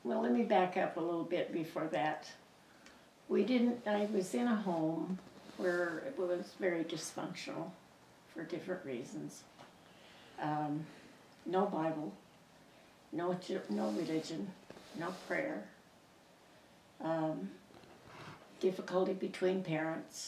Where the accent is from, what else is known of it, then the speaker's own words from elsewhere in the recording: Southern California, United States; also born or lived in Colorado Springs, Colorado; we moved to California, and that's where I went through my teenage